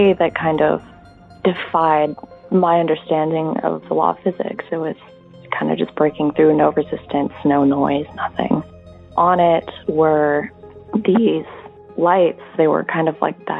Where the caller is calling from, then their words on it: Seattle, Washington, United States; I'm calling from Seattle, Washington.